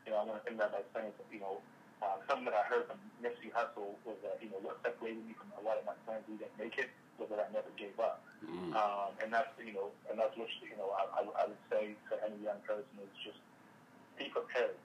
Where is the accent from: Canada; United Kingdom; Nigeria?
Nigeria; moved away; also born or lived in Sacramento, California, United States; I was born in Nigeria, grew up partly in Nigeria, partly in Sacramento.